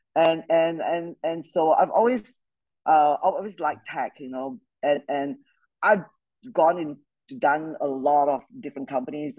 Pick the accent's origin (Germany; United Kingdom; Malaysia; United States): Malaysia; I grew up in Malaysia, uh, good old British Commonwealth country